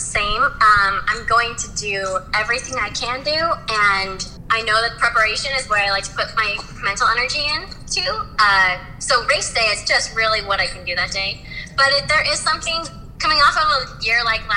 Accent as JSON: {"language": "English", "town": "Spokane", "region": "Washington", "country": "United States", "tie": "born or raised there", "said": "I grew up near Spokane, Washington"}